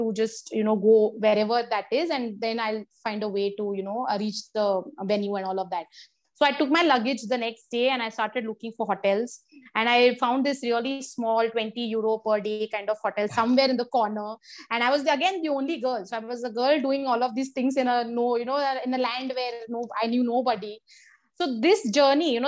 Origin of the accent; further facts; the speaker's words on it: India; I went alone as a Indian woman singles player from India